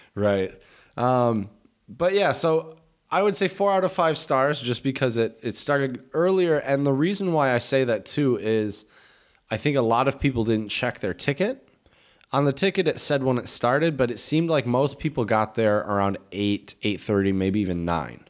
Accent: United States; moved away; We're Americans

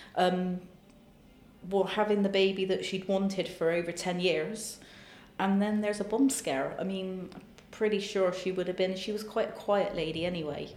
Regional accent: Bristol, South West England, United Kingdom; my hometown of Bristol.

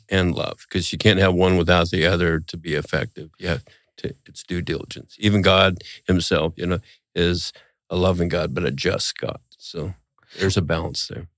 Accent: Montana, United States; growing up in Montana

